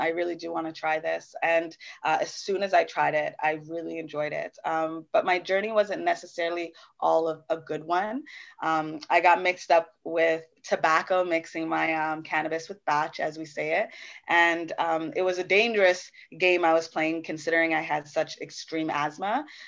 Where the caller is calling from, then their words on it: Brampton, Ontario, Canada; I'm coming from Brampton, Ontario. Big ups, big ups.